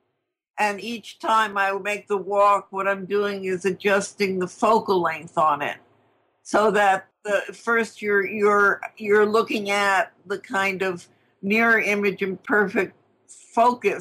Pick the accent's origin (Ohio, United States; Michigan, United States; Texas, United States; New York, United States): New York, United States; New York City; I grew up with in Queens